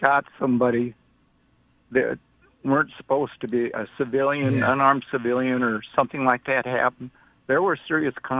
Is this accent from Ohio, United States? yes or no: no; Christian County, Kentucky, United States; now in Texas, United States; I'm from Christian County, Kentucky, originally